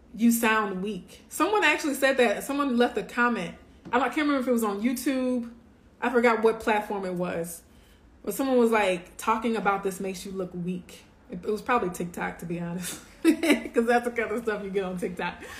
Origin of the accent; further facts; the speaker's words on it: Louisiana, United States; moved away; We're originally from Louisiana